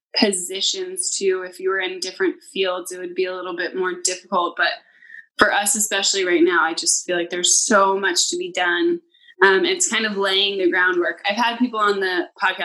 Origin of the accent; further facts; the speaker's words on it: New York, United States; me and my friends as New Yorkers